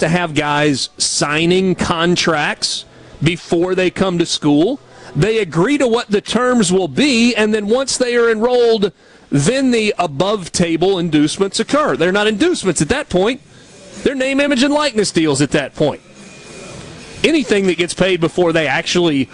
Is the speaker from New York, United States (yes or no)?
no; Georgia, United States; When I was a kid growing up in Georgia